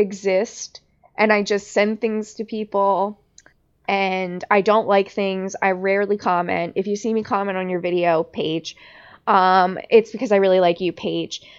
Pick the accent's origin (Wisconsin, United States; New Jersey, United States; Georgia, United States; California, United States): New Jersey, United States; Long Beach Island; I grew up in Long Beach Island